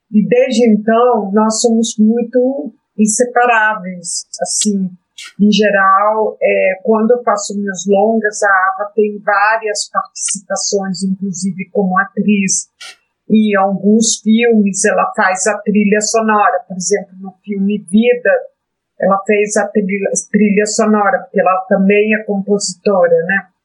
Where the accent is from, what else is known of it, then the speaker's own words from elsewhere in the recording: Brazil; also born or lived in Colombia; Eu sou brasileira, minha mãe é brasileira, e eu fiz opção de nacionalidade aqui no Brasil